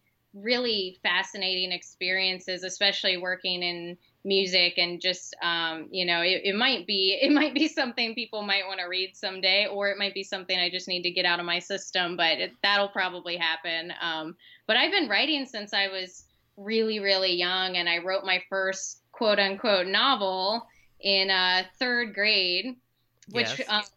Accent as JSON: {"language": "English", "town": "Orlando", "region": "Florida", "country": "United States", "tie": "born or raised there", "said": "And so I was their first city correspondent in Orlando, where I grew up. I grew up in Florida."}